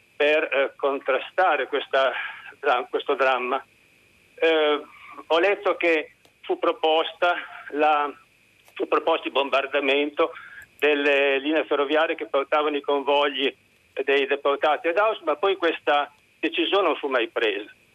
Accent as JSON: {"language": "Italian", "town": "Reggio Emilia", "region": "Emilia-Romagna", "country": "Italy", "tie": "born or raised there", "said": "comunque sono nato a Reggio Emilia."}